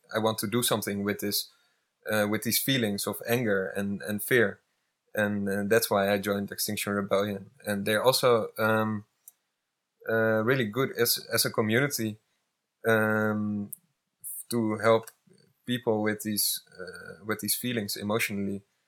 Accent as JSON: {"language": "English", "country": "Netherlands", "said": "I'm from the Netherlands"}